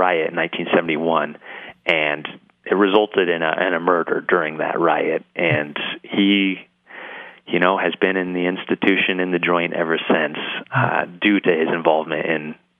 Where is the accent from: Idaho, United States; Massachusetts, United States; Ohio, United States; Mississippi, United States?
Idaho, United States; Boise; I'm a first generation. My parents came from Utah and Indiana, respectively. But I was born and raised here in Boise. I graduated from Bora. I even went to the College of Idaho, so I haven't left the state yet.